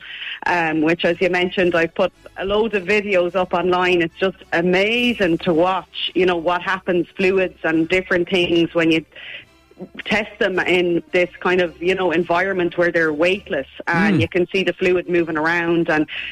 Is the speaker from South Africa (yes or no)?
no; Ballina, Connacht, Ireland; Ballina, which is my hometown